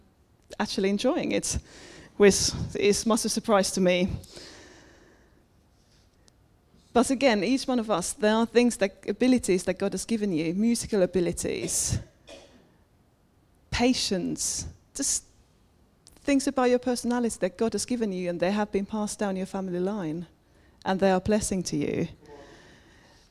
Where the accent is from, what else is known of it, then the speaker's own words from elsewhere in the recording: Finland; moved away; I was brought up Pentecostal in Finland.